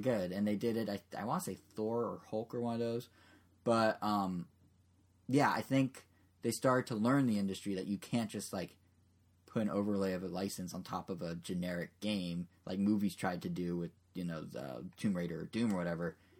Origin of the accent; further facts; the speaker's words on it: United States; as an American